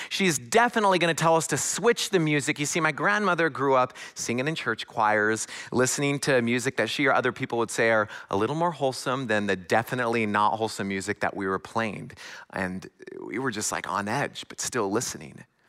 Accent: a little north of Seattle, Washington, United States; moved away as an adult; also born or lived in Southern California / Silicon Valley; now in Midwest, United States; am originally from, uh, the West Coast. I was born a little north of Seattle

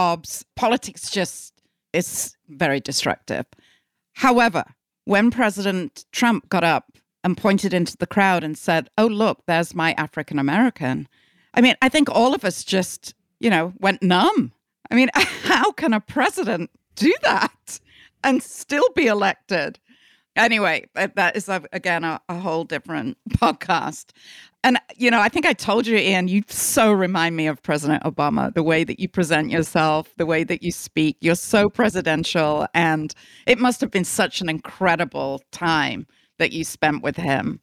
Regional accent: United Kingdom; moved away as an adult; also born or lived in England; now in United States; I'm British.

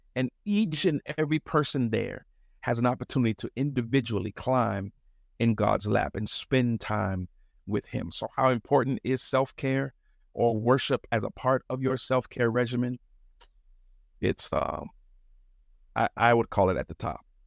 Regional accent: Chicago, Illinois, United States; also born or lived in Madison, Wisconsin; a Chicago native, mostly, actually, I was born in Madison, Wisconsin, believe it or not, and, uh, moved here when I was four, so I'm, I consider myself a, a, a West Sider till

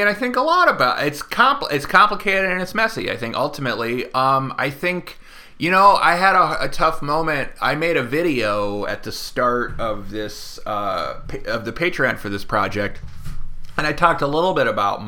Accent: Oakland, California, United States; I'm from Oakland

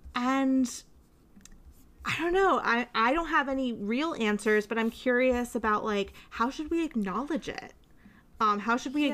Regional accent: outside Hartford, Connecticut, United States; I grew up outside Hartford.

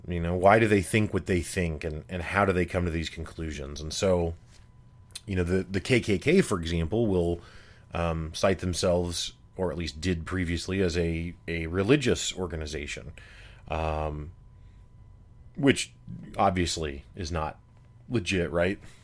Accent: Midwest, United States; growing up in the Midwest, you know, I, I went to school my whole life with almost all white kids

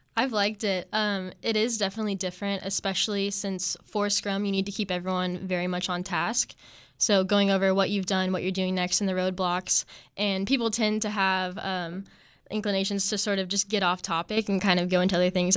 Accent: Topeka, Kansas, United States; moved away as an adult; I'm originally from Kansas, and I was born in Topeka, Kansas

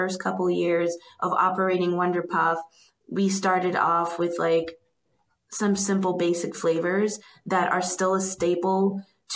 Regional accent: Broward County, South Florida, United States; moved away as an adult; now in Durham, United States; Me and Reem, we grew up in South Florida. He's from Miami and I'm from Broward, which is next door to each other.

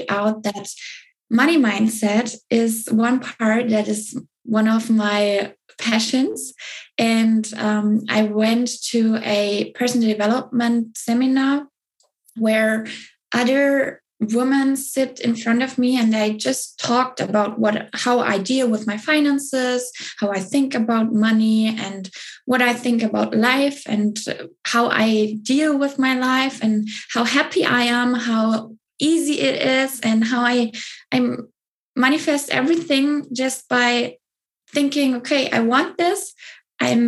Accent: Southern Germany, Germany; I grew up in Germany, in the south of Germany

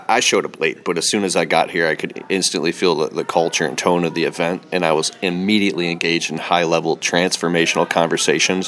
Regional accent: Michigan, United States; I am from Michigan

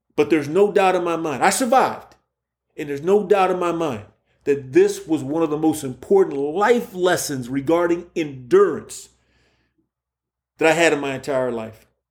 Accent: Key West, Florida, United States; moved away as an adult; also born or lived in Indiana; I'm from Key West, Florida

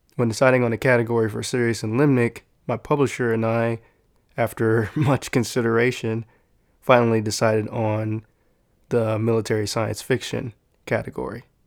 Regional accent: San Antonio, Texas, United States; growing up in San Antonio

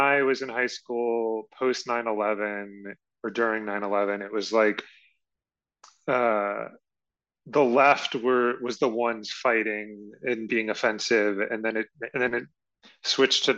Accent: Richmond, Virginia, United States; moved away; I'm from Richmond, Virginia, or at least that's where I was.

